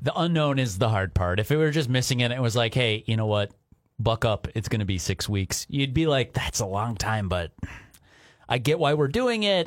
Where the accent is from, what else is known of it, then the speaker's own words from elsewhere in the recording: Minnesota, United States; as an American, as a Minnesotan